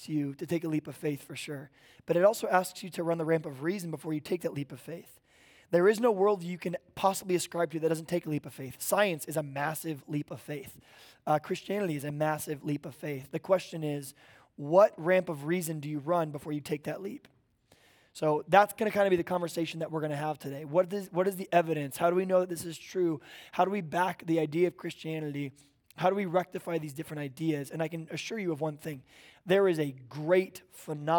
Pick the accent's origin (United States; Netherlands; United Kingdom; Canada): United States; Oklahoma; now in Bonsall, California, United States; I grew up in Oklahoma